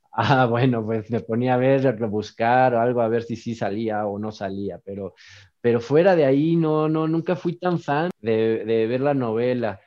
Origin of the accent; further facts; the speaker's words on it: Mexico City, Mexico; yo soy eh, mexicano de la ciudad, del DF. Aquí nací, aquí he vivido toda mi vida, eh, así que como le dicen, somos chilangos